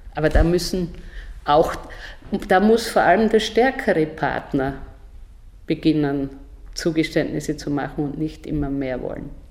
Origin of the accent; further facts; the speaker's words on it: southern Styria, Austria; moved away; also born or lived in Brazil / Mexico; Ich bin aus der Südsteiermark, ein Bauernkind aus sehr einfachen Verhältnissen